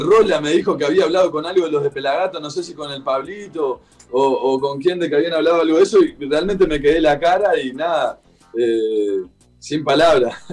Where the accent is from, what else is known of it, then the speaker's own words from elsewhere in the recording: Salto, Uruguay; now in Montevideo, Uruguay; Yo soy de Salto, al norte de Uruguay, que es más enfrente a Concordia, sí. enfrente a la ciudad de Concordia. Pero hoy por hoy, hace varios años que vivo en Montevideo.